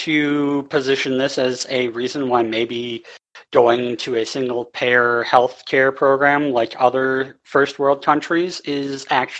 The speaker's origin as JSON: {"language": "English", "region": "West Central Minnesota", "country": "United States", "tie": "born or raised there", "said": "I grew up in West Central Minnesota"}